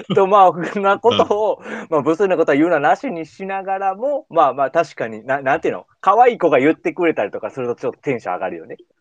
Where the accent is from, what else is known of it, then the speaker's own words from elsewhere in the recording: Kansai, Japan; accent: Kansai dialect; 俺ら関西弁で喋るからさ